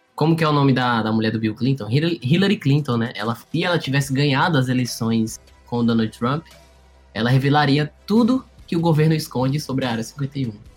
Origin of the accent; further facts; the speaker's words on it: Fortaleza, Ceará, Brazil; eu e o Rafael, a gente é de Fortaleza, aqui no Ceará.